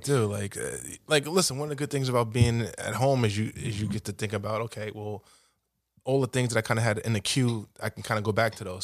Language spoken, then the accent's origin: English; New York City, New York, United States; also born or lived in Fresh Meadows, Queens; I'm from Cambridge Heights, Queens, predominantly black neighborhood. I was raised in a, you know, a single parent household